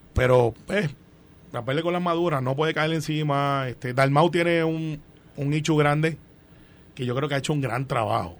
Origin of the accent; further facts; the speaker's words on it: Guaynabo, Puerto Rico; Yo soy de Guaynabo